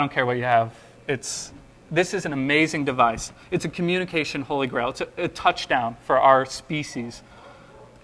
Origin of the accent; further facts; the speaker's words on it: Texas, United States; I'm from Texas, so I figured I had to come up with some Southern colloquialisms to charm you with. I can bring out the accent